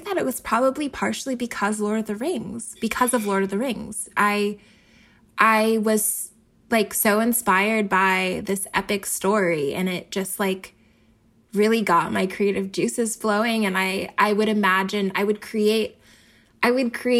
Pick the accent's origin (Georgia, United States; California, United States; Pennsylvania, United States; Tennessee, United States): Pennsylvania, United States; Philadelphia; I grew up in Philly